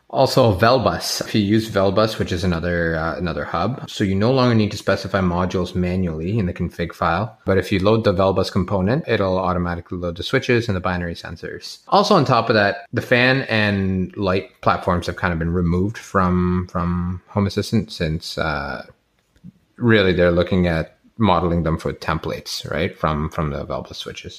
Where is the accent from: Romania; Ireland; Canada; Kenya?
Canada; as a Canadian